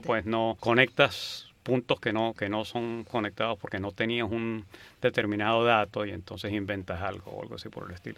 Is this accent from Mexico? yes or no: no; San Cristóbal, Táchira, Venezuela; moved away as an adult; also born or lived in Berkeley, United States; now in United States; Yo nací en San Cristóbal, en Venezuela. Estuve allí hasta que terminé bachillerato y me vine a Estados Unidos a estudiar universidad.